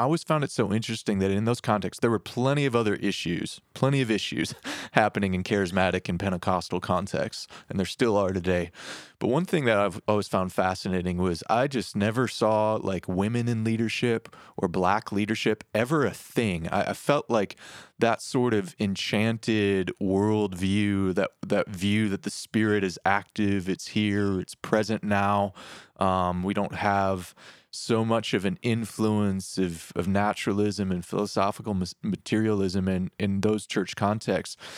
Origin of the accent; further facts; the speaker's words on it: Detroit, Michigan, United States; I grew up in Detroit